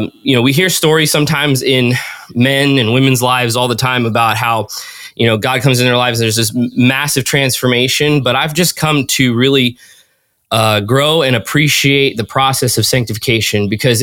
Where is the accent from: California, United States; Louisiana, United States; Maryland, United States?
California, United States; also born or lived in Indiana / Minnesota / Washington; But I was born in California, and then we moved all over the states. We moved to Indiana, then we moved to Minnesota, then to Washington, and then back down to California. Spent most of my childhood in California.